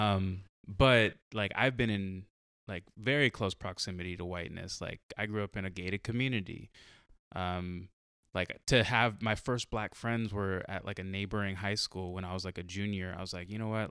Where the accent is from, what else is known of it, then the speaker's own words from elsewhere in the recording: San Diego, California, United States; I grew up in San Diego, like, I grew up in, like, a white city